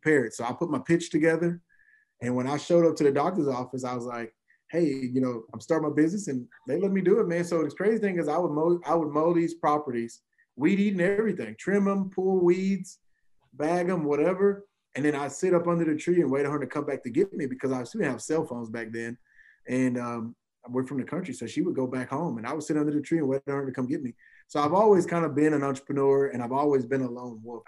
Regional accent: Chapel Hill, Texas, United States; now in College Station, United States; I was born and raised in outside of Tyler, a small town, a country town called Chapel Hill.

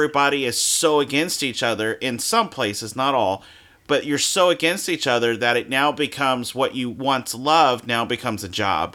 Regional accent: Baton Rouge, Louisiana, United States; now in Florida, United States; I'm from Louisiana

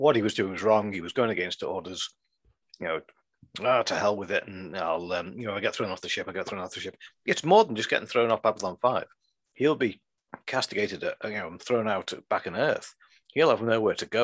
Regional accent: England, United Kingdom; I am an English citizen

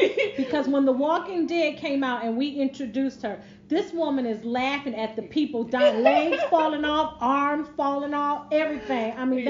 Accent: New York, United States; moved away; I'm from New York. Oh, I got a little bit of Southern flair. I mean, my husband is from the South, so I picked up a lot of...

